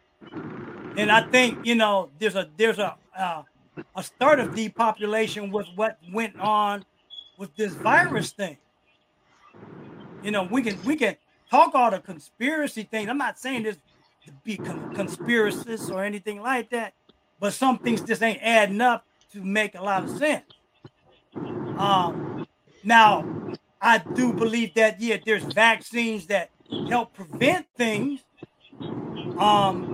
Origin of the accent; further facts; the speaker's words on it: East Coast, United States; also born or lived in New Jersey / New York / Los Angeles; now in Ohio, United States; I was raised on the East Coast. I'll never say pop.